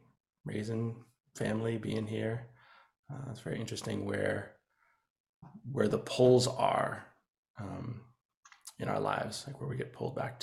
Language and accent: English; Boston, Massachusetts, United States; now in New Haven, United States; I'm originally from Boston, it's where I was born. And then my dad was doing some organizing and came down here, and we followed. We're here for about a year or so, and then went back to Boston.